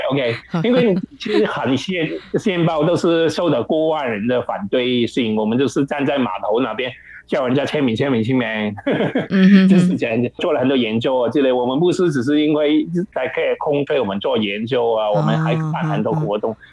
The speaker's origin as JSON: {"language": "Chinese", "country": "Hong Kong", "also_born_or_lived": "Taichung, Taiwan", "moved": "as an adult", "lives_now": "Taiwan", "said": "我就回香港"}